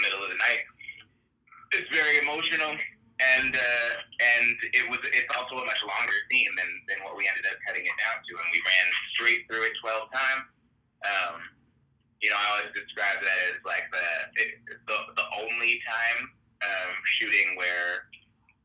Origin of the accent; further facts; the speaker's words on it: Bay Area, California, United States; we're from the Bay Area